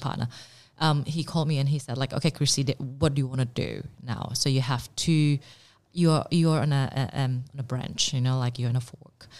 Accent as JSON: {"language": "English", "country": "Indonesia", "tie": "born or raised there", "also_born_or_lived": "Singapore / Paris, France", "moved": "yes", "lives_now": "Melbourne, Australia", "said": "I was born in Indonesia and I did my college in Singapore"}